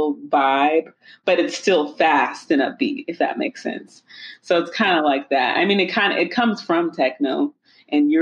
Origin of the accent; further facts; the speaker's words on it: Atlanta, Georgia, United States; I'm from Atlanta, Georgia, and I have been around music my whole life